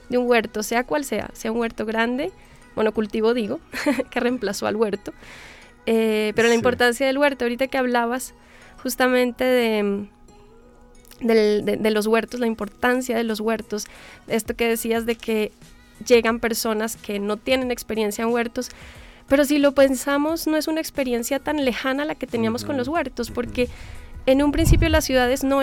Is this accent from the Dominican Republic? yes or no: no; Colombia; moved away as an adult; also born or lived in Germany; now in Mexico; Soy colombiana.